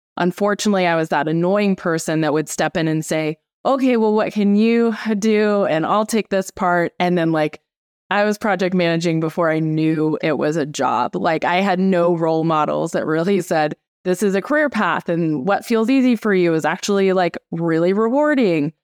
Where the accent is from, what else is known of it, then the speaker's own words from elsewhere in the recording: Anchorage, Alaska, United States; moved away as an adult; So I grew up in Anchorage, Alaska, which is definitely kind of a wild place to grow up in.